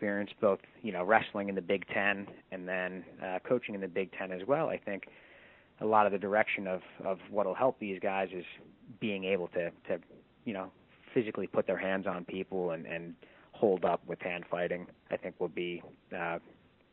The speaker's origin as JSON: {"language": "English", "region": "New Jersey", "country": "United States", "tie": "born or raised there", "said": "I actually grew up in New Jersey. Where I'm living currently is about 25 minutes away from my hometown."}